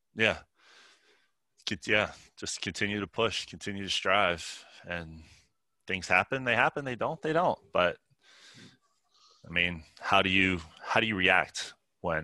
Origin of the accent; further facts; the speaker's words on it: Pittsburgh, Pennsylvania, United States; I grew up in Pittsburgh, or just northeast of Pittsburgh, Pennsylvania